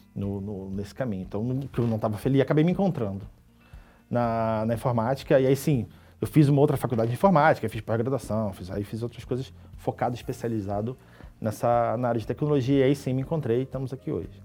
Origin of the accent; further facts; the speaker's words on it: Niterói, Rio de Janeiro, Brazil; sou do Rio, né? nascido em Niterói, lá uma cidade ali do lado do Rio